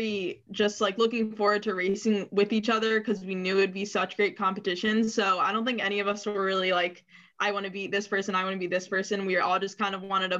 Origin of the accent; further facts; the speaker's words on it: Laurel, Maryland, United States; I'm from Laurel, Maryland